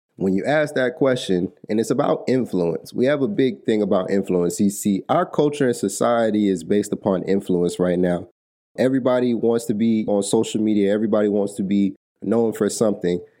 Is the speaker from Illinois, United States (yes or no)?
no; Atlanta, Georgia, United States; I'm from Atlanta, Georgia